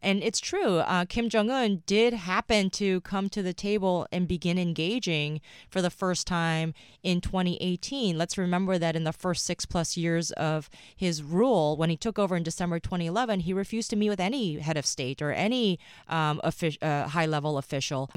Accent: New York, United States; also born or lived in South Korea; I was born in South Korea, um, moved to New York, um, when I was young

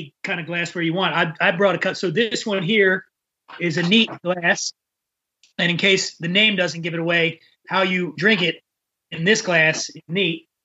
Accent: Philadelphia, Pennsylvania, United States; I'm from Philly.

